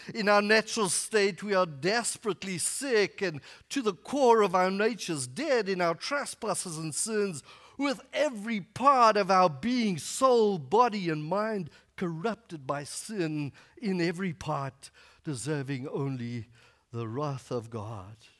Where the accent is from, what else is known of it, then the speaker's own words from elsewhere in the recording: Northern KwaZulu-Natal, South Africa; moved away; I grew up in Northern KwaZulu-Natal, which is in South Africa